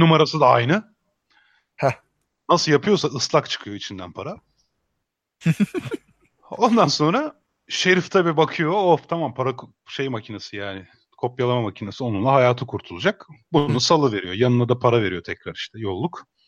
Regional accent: Emirdağ, Afyonkarahisar, Turkey; ben o zaman Afyon Emirdağlıyım dedim.

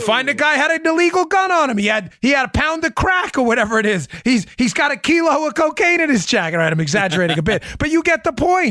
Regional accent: United States; moved away; also born or lived in New York / Maryland; I grew up in New York and Maryland in the Northeast

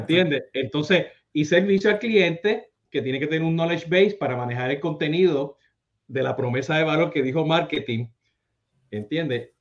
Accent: Puerto Rico; moved away; cuando ya salí de Puerto Rico

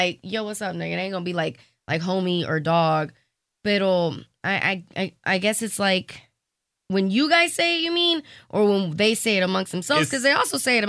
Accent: United States; I was born here, right? But my mother was from El Salvador. My father was from Colombia. They met here. And so, I'm fucking American. I've never even left the country. But, I mean, I could say I'm Hispanic.

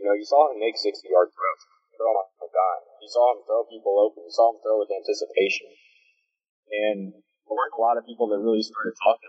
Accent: Tennessee, United States; I live in Tennessee. It's been, that's my hometown, home state, whatever you want to call it.

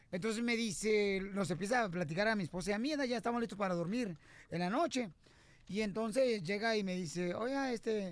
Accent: Ocotlán, Jalisco, Mexico; mi pueblo sí, o sea, sí, sí hay baches y todo, hay baches en Ocotlán, Jalisco, ¿verdad? Pero está bonito mi pueblo

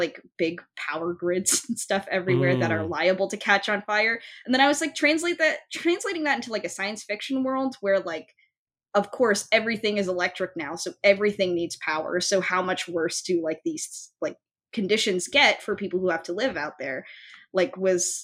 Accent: Folsom, California, United States; also born or lived in San Francisco; Folsom is my hometown

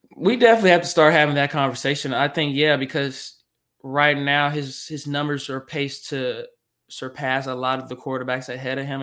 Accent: Arkansas, United States; I'm from Arkansas

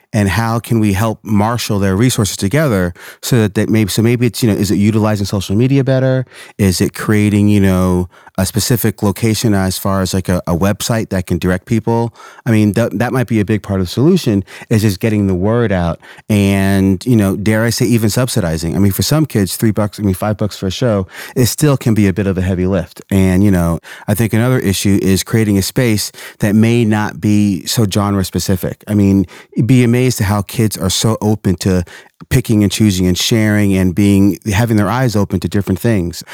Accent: Portland, Oregon, United States; I grew up in Portland

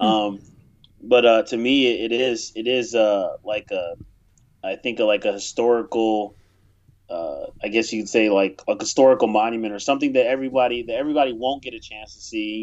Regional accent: United States; as an American, you, you grow up in your country

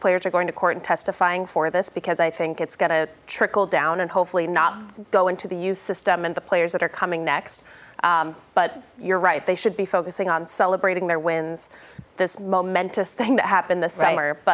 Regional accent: Utah, United States; We're both from Utah, and I played against her in high school.

